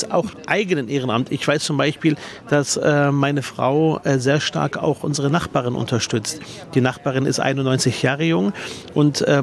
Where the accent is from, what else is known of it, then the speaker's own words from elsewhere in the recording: Berlin, Germany; Ich bin ja leidenschaftlich äh, gerne Spandauer. Ist ja meine Heimat, äh, Spandau.